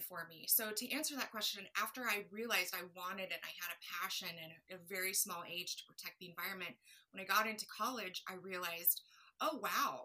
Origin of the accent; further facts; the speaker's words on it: Colorado, United States; now in San Diego, United States; growing up in Colorado